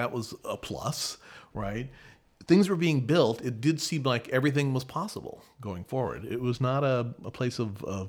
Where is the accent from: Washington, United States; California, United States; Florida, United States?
California, United States; Los Angeles; I grew up in Northridge, and we were aware that we were 25 miles from downtown.